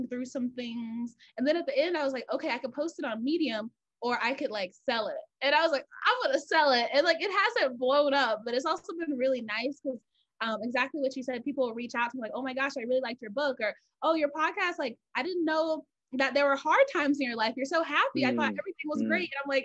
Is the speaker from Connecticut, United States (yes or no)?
no; Georgia, United States; I'm from Georgia. So I was like, I don't want to stay here, I have to leave